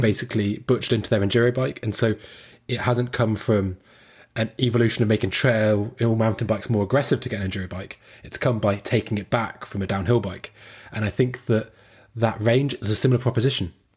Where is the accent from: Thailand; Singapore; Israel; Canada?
Canada; Squamish, British Columbia; I'm from, I'm Squamish